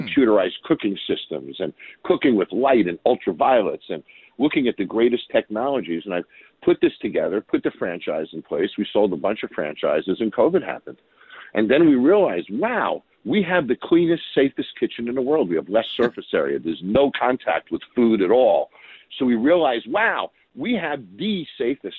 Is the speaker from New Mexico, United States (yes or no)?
no; Long Island, New York, United States; I grew up in Long Island